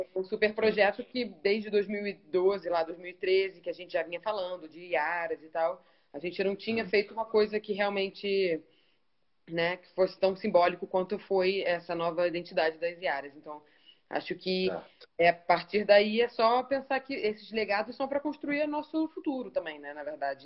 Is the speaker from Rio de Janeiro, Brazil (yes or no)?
yes; Niterói, Rio de Janeiro, Brazil; moved away as an adult; also born or lived in Australia; now in São Paulo, Brazil; Eu sou carioca mesmo, nasci no Rio. Minha mãe atravessou a poça só pra eu nascer e voltei. Mas então eu sou carioca, mas sou papagoiaba ali também, Niterói